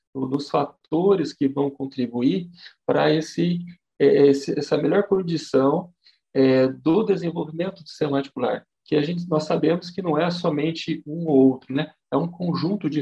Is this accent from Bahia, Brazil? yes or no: no; Jabuticabal, São Paulo, Brazil; eu sou natural aqui de Jabuticabal, né?